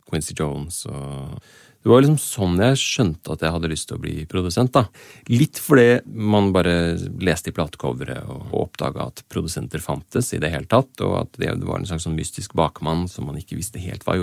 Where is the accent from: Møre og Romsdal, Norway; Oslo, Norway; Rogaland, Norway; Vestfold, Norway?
Oslo, Norway; also born or lived in Asker / Kristiansand; Jeg vokste opp eh, i Asker, Kristiansand og Oslo. Eh, de fleste som kommer fra Oslo, har jo en eller annen sånn bydelstilhørighet, men det har ikke jeg helt på samme måten